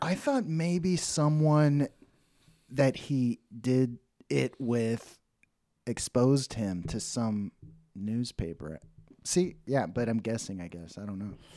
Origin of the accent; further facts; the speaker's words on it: Dallas, Texas, United States; also born or lived in Oklahoma; I grew up in Dallas